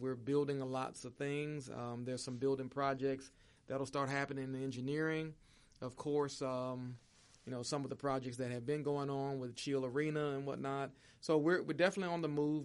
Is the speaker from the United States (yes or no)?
yes; Jacksonville, Florida, United States; moved away as an adult; also born or lived in Indiana; growing up in Jacksonville, Florida